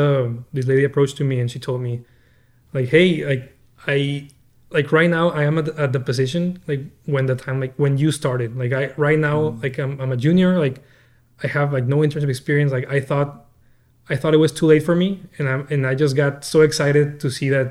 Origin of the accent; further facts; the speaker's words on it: Torreón, Coahuila, Mexico; I grew up in Mexico.